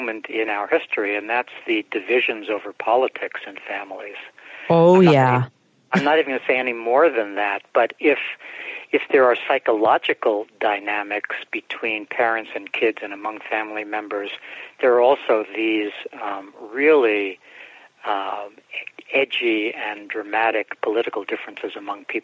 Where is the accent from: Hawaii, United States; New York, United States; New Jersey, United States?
New York, United States; New York City; also born or lived in Bronx; my mom and I moved out to Brooklyn from the Bronx when I was about five or so